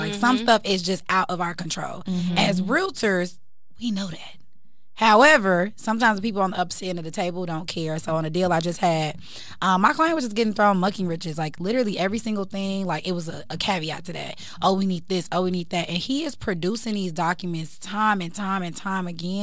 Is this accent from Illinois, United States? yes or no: yes; Chicago, Illinois, United States; now in Atlanta, United States; I'm from Chicago